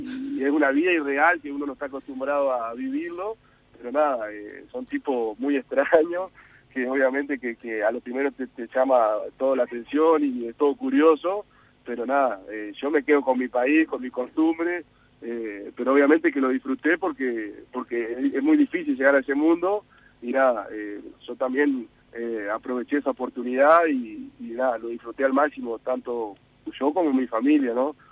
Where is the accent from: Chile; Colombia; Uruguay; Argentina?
Uruguay; yo he jugado más tiempo en el exterior que, acá en mi país